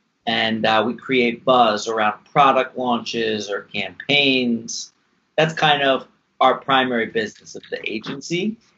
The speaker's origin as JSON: {"language": "English", "town": "New York City", "region": "New York", "country": "United States", "tie": "born or raised there", "also_born_or_lived": "Westchester, New York / California", "said": "I grew up in Brooklyn, New York. I'm like a New Yorker, thick and thin. And when I was about 12, I moved out to Westchester. And so I'm a New York guy."}